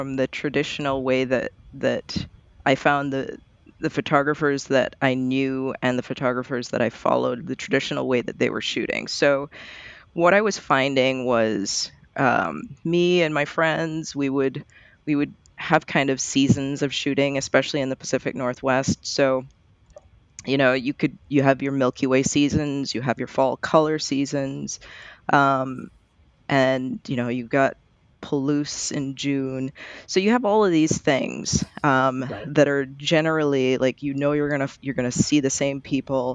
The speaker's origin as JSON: {"language": "English", "country": "Barbados", "tie": "born or raised there", "also_born_or_lived": "Florida / Eugene", "moved": "as an adult", "lives_now": "Portland, United States", "said": "I was born in Barbados"}